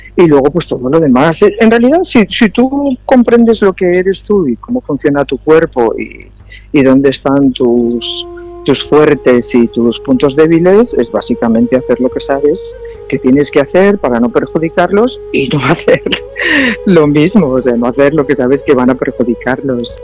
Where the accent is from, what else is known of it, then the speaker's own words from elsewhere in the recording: Valencian Community, Spain; yo soy más valenciana que las naranjas